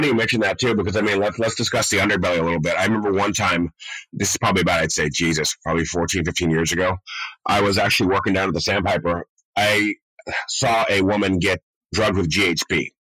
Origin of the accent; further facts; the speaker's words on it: Laguna Beach, California, United States; Because growing up in Laguna, right, I mean, like, when I moved to Laguna Beach, my mom, close to high school